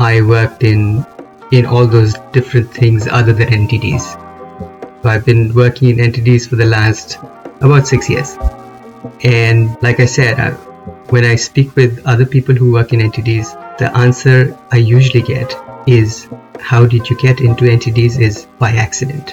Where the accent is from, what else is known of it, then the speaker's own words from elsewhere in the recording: India; moved away; I am originally from India